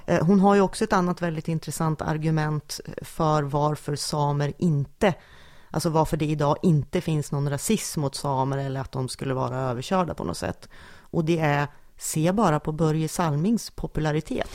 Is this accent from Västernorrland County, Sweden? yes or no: yes; Sundsvall, Västernorrland County, Sweden; att komma från Sundsvall